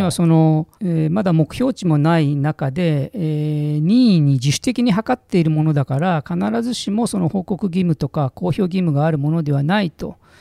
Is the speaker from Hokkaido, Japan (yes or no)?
no; Mitaka, Tokyo, Japan; 私も多摩の三鷹というところの出身